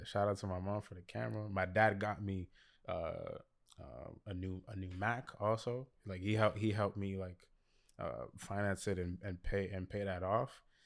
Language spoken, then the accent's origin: English; Montreal, Quebec, Canada; also born or lived in Toronto; I was born in Toronto, but I, I came here when I was five. uh, move, yeah, moved to Montreal when I was five, but when we came here, we, we were in, in La Salle the, the whole time.